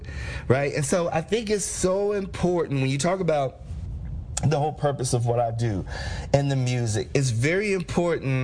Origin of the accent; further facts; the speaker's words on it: Cincinnati, Ohio, United States; growing up in Cincinnati